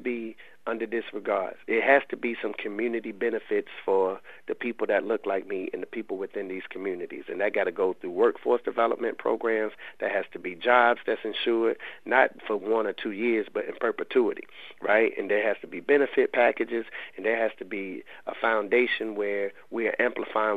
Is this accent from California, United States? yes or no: no; Raleigh, North Carolina, United States; I'm from the Lane Street Housing Projects in Raleigh. And I lived over half my life in those projects